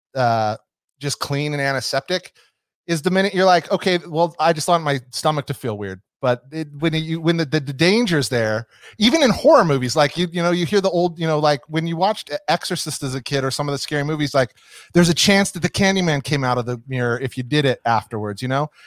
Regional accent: Nevada, United States; my growing up in Nevada

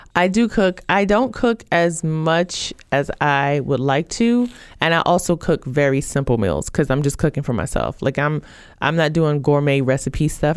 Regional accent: Brooklyn, New York, United States; growing up in Brooklyn, New York, I grew up in a, a food desert

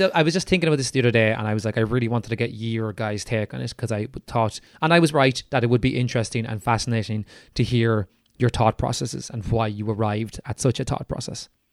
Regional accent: Ireland; we're Irish

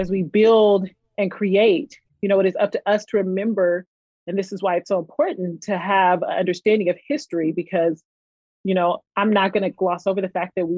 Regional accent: Oakland, California, United States; moved away; also born or lived in Seattle; as a middle school student growing up in Oakland

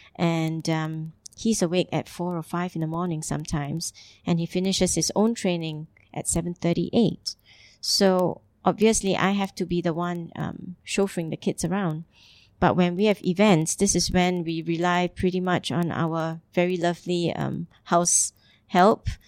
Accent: Singapore; moved away as an adult; also born or lived in Italy / Geneva / Hamburg; now in Dubai, United Arab Emirates; I'm originally from Singapore

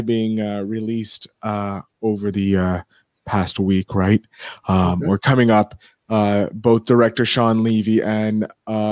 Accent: Canada; I'm a Canadian

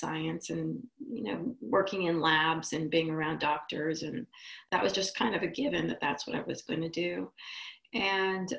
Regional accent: Israel; moved away; also born or lived in Boston; I'm from Israel.

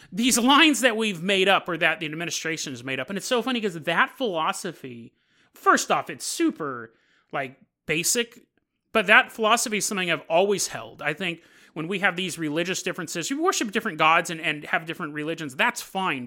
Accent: Sacramento, California, United States; also born or lived in San Lorenzo, California; we moved from San Lorenzo to Sacramento

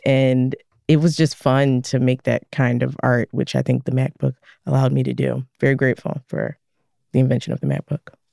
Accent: Philadelphia, Pennsylvania, United States; I was a kid growing up in West Philly, pretty rough city

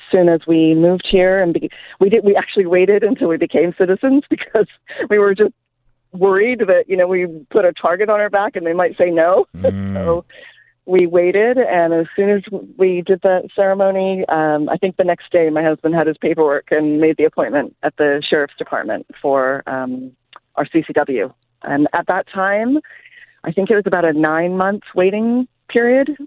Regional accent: Canada; also born or lived in England; now in United States; my husband's from Brazil. I'm from Canada and England.

